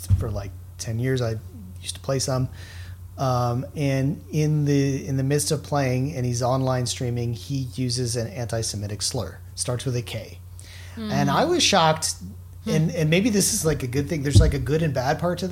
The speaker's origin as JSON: {"language": "English", "town": "Miami", "region": "Florida", "country": "United States", "tie": "born or raised there", "moved": "yes", "said": "I grew up in Miami."}